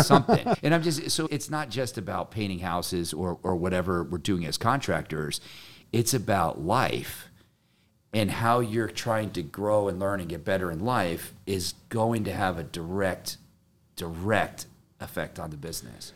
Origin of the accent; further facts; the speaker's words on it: Connecticut, United States; I'm from Connecticut